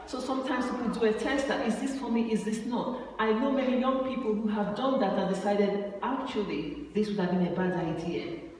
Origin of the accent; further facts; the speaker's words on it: Nigeria; moved away; I went to, uh, home in Nigeria and I, I traveled with her from my hometown to Abuja